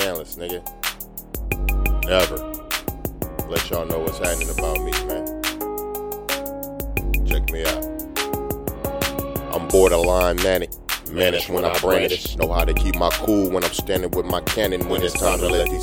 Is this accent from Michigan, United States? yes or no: no; Oakland, California, United States; I'm from the town. I'm from Oakland. I'm from East Oakland, California, born and raised